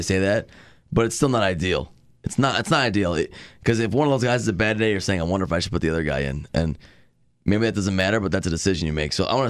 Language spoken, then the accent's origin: English; Boston, Massachusetts, United States; I'm from Boston.